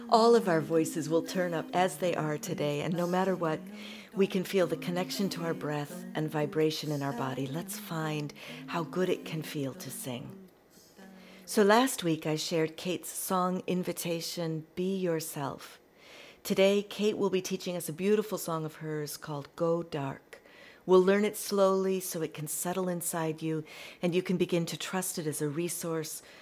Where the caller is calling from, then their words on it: Sheffield, Yorkshire and the Humber, United Kingdom; I'm coming from Burngreave, which is an area in the middle of Sheffield in the UK.